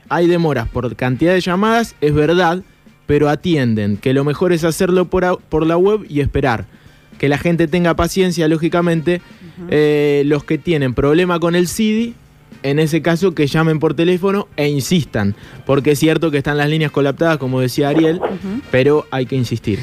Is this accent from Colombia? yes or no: no; Argentina; Somos argentinos